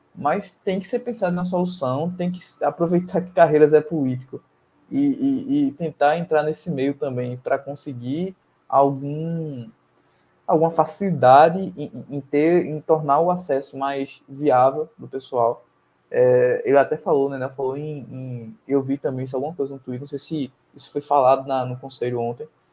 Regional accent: Camaragibe, Pernambuco, Brazil; Eu sou de Camaragibe

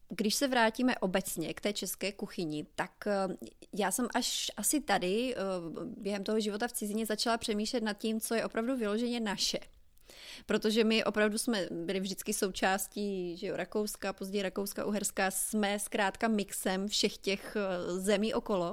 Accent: Hlučín Region, Moravian-Silesian Region, Czechia; now in New Orleans, United States; Já jsem ze Slezka A u nás, eh, nebo teda ještě musím to říct ještě víc konkrétně, já jsem z Hlučínska

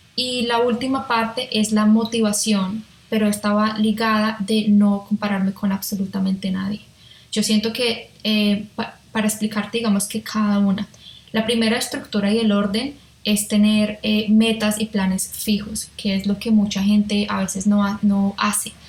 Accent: Colombia; moved away as an adult; also born or lived in Melbourne, Australia / Hong Kong; now in Australia; como colombiana

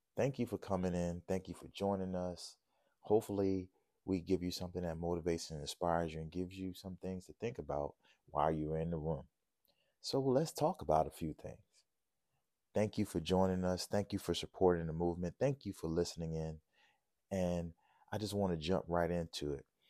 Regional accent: New Orleans, Louisiana, United States; growing up in New Orleans

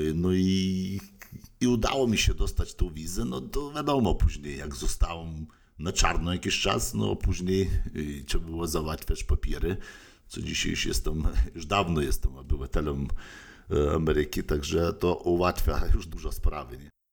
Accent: Lithuania; moved away as an adult; also born or lived in United States; now in Poland; pochodzę z Litwy

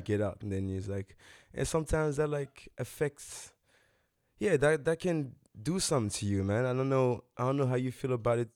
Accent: DR Congo; now in South Africa; my home country, G R C Congo

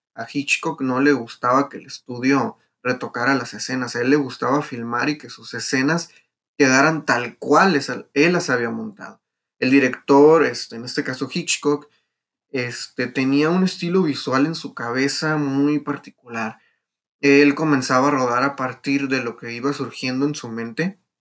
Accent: Mexico; es un orgullo de nosotros como mexicanos

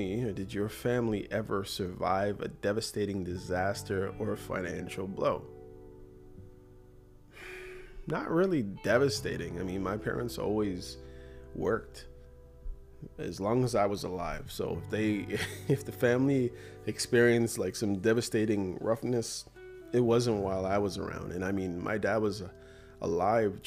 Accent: Toronto, Ontario, Canada; my experiences growing up in Toronto

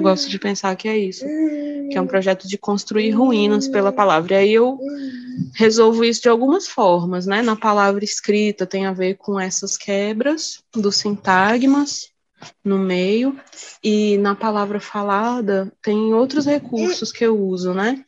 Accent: Brasília, Federal District, Brazil; accent: sotaque de Brasília; Vim de Brasília, né? Que é onde eu nasci, onde eu moro

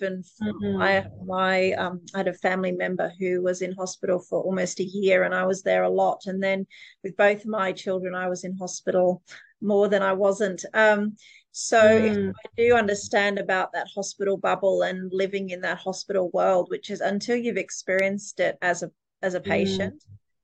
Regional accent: Charters Towers, Queensland, Australia; my hometown of Chatters Towers

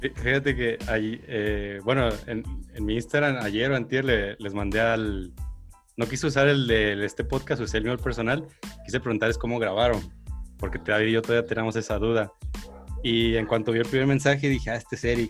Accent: Atotonilco el Alto, Jalisco, Mexico; moved away as an adult; now in Guadalajara, Mexico; yo, soy foráneo, yo crecí en un pueblo, en Atotonilco

